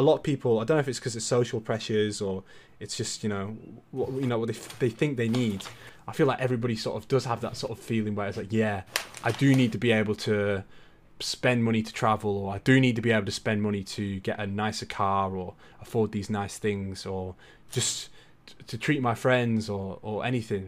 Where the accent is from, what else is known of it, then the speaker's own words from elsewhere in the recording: Brisbane, Queensland, Australia; moved away; also born or lived in Tweed Heads; I was born in Brisbane. I used to live in Tweed Heads